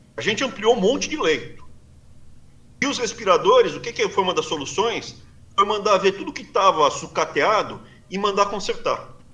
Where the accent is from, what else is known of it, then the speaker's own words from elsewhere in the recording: Brazil; moved away as an adult; now in United States; Sou brasileiro, me sinto bem no Brasil. Mais especificamente na região que eu cresci, eu me sinto bem ali, Mato Grosso do Sul, São Paulo, Sul de Minas, norte do Paraná